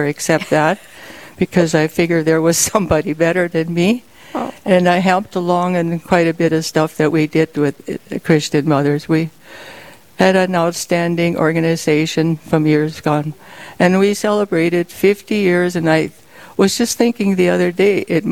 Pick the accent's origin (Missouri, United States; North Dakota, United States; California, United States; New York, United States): North Dakota, United States; St. Anthony; also born or lived in Flasher, North Dakota; I grew up the St. Anthony, Mandan area